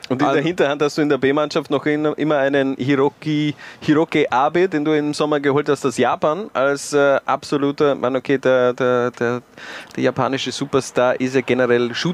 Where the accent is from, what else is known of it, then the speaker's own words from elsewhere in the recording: Styria, Austria; Ich als Steirer verbinde natürlich viel, viel mit dem schönsten Bundesland Österreichs.